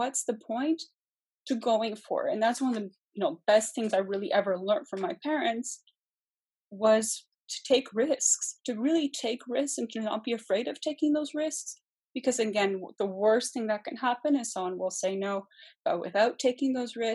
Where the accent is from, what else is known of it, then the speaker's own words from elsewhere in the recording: Canada; also born or lived in Germany / Poland (ancestry); I'm from a Polish background. I was born in Germany and emigrated to Canada when I was about a year old